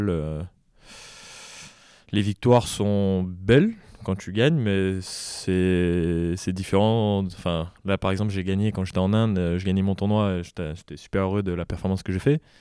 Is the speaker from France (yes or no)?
yes; Réunion, France; je viens de la Réunion, j'ai appris à jouer au tennis là-bas